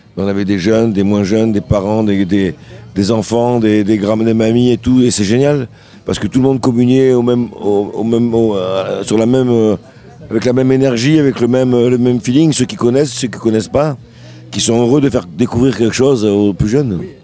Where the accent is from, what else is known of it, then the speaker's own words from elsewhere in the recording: Sète, Occitania, France; also born or lived in Le Grau-du-Roi; j'ai grandi à la Corniche. J'habitais, j'allais à l'école Paul Langevin quand j'étais petit.